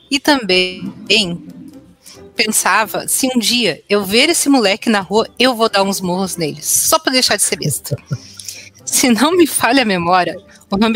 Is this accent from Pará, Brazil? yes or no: yes; Belém, Pará, Brazil; sou de Belém do Pará. Isso mesmo. O cast está atravessando o Brasil. Chegamos em uhum. Belém do Pará, tá bom.